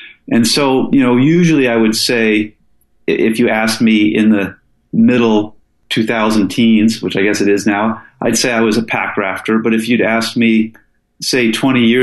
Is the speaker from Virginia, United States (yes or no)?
yes; Falls Church, Virginia, United States; moved away as an adult; also born or lived in Seattle, Washington; now in Alaska, United States; I moved to the East Coast with my dad and mom as a kid, and I went to high school in Falls Church inside of the Beltway near D.C.